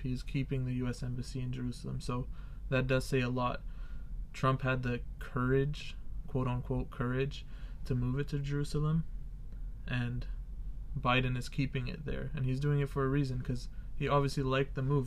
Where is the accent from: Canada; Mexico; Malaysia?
Canada; I'm actually Canadian